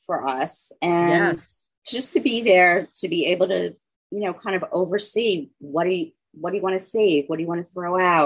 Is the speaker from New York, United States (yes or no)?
yes; Long Island, New York, United States; moved away as an adult; I grew up on Long Island